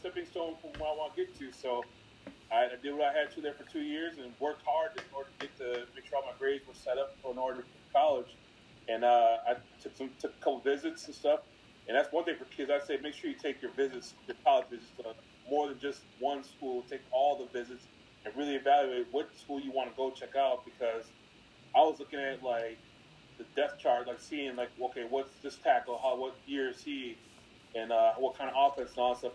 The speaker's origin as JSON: {"language": "English", "region": "Wisconsin", "country": "United States", "tie": "born or raised there", "said": "I was growing up in Wisconsin."}